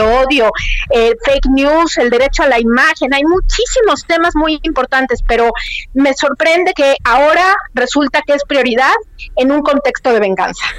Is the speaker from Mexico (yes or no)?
yes; Mexico; moved away; yo soy mexicana, creé mi cuenta cuando estaba en México, pero ahora me encuentro en otro país